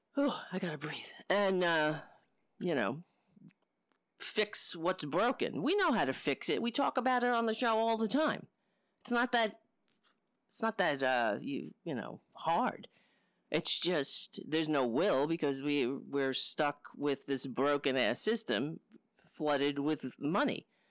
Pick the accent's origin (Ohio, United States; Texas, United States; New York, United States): New York, United States; New York City; moved away; also born or lived in Brooklyn; I grew up on Staten Island.